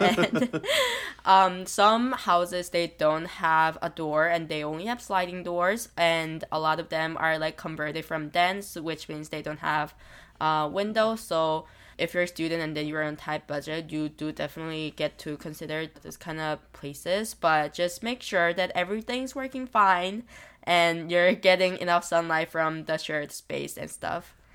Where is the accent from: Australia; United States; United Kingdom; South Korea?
South Korea; now in Toronto, Canada; coming back from my home country, which is Korea